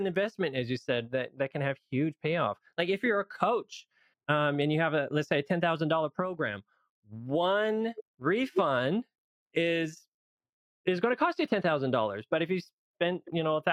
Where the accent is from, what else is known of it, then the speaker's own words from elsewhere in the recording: Loma Linda, California, United States; I live in Loma Linda, California, and that's where I grew up